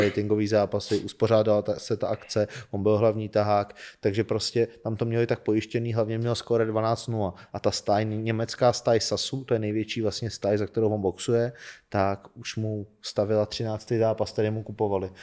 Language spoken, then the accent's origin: Czech; Czechia; jsem nejúspěšnější Čech